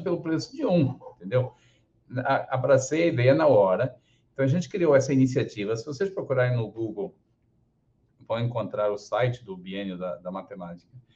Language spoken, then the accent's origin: Portuguese; Portugal; moved away as an adult; also born or lived in Porto, Portugal; now in Rio de Janeiro, Brazil; eu sou carioca de nascimento, meus pais eram imigrantes portugueses é, que viveram no, no, Rio nos anos 50 até o início dos anos 60. E na época que eu nasci, minha mãe já estava querendo voltar para a terrinha, então aproveitou, pegou o bebê, levou no colo e me criou lá.